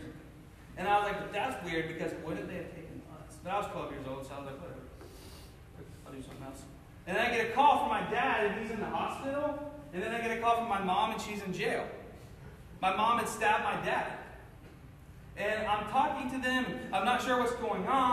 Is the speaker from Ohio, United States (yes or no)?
yes; Cincinnati, Ohio, United States; moved away as an adult; now in Missouri, United States; I grew up in Cincinnati, Ohio